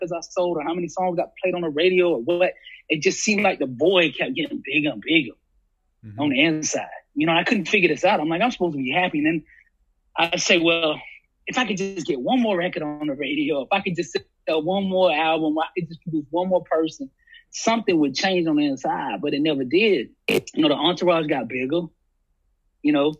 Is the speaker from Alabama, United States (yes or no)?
yes; Alabama, United States; I was from Alabama